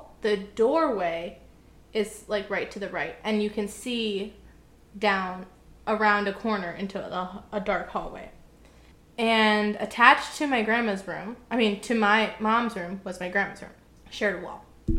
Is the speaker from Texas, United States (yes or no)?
yes; Texas, United States; I think it was growing up in Texas.